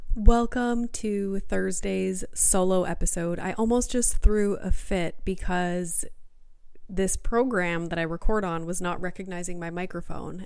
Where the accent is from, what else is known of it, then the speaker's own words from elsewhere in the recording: Sudbury, Ontario, Canada; moved away as an adult; now in Greater Toronto Area, Canada; I grew up in Sudbury